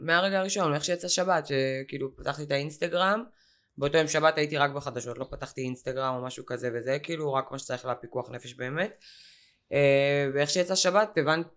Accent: Ashkelon, Southern District, Israel; בתור אשקלונית שחיה את זה שנים על גבי שנים

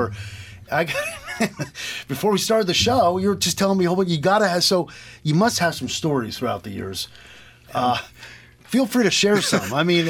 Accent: Lebanon, Connecticut, United States; The church I grew up going to in Lebanon, St. Francis of Assisi

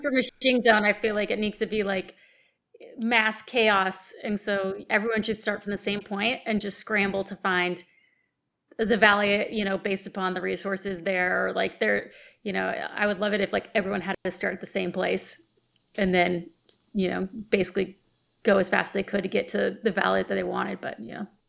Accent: United States; I'm American.

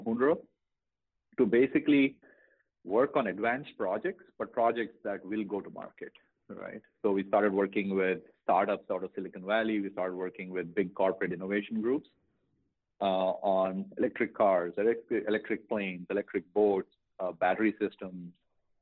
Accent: India; moved away as an adult; now in United States; when I was growing up in India

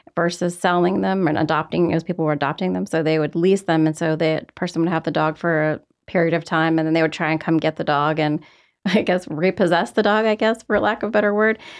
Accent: Roanoke, Virginia, United States; moved away; I'm from Roanoke, Virginia

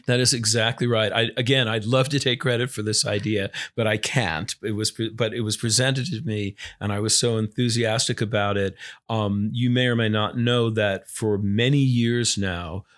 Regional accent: Long Island, New York, United States; I grew up on Long Island

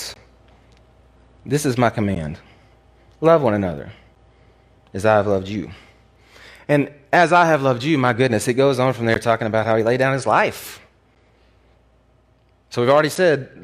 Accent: the Bible Belt, United States; I grew up in the Bible Belt

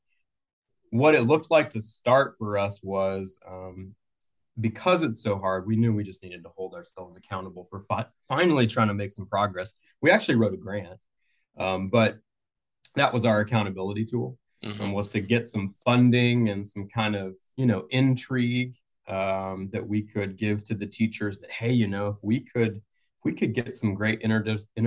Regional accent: Colorado, United States; now in Atlanta, United States; That's where I'm from. I grew up in Colorado.

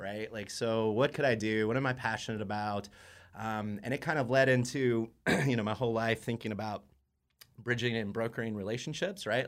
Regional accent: Indiana, United States; moved away; I'm from Indiana

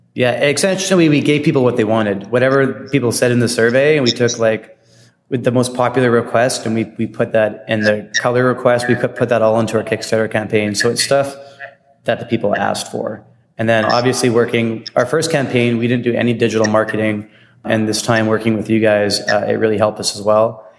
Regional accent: Vancouver, British Columbia, Canada; from Vancouver, BC. I like to think we don't have as a strong accent as our friends out in the East. Yeah, we are definitely Canadian

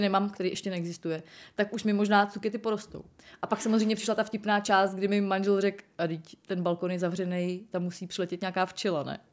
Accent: Most, Ústí nad Labem Region, Czechia; já jsem původem z Mostu, eh, což je hodně zvláštní kraj

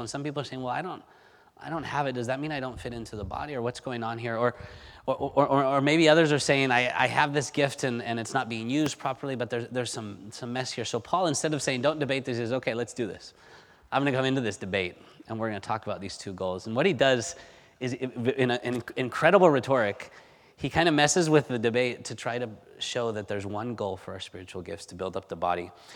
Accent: Spain; moved away; growing up in Spain

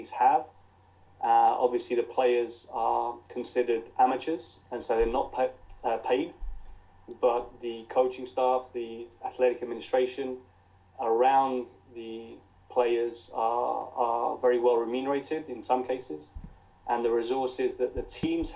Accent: Crawley, South East England, United Kingdom; as you can tell from the accent, I was born and brought up in England, in Crawley in West Sussex.

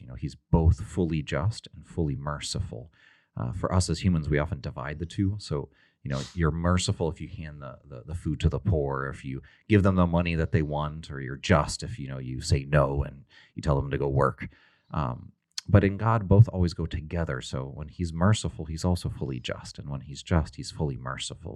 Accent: Texas, United States; I'm from Texas

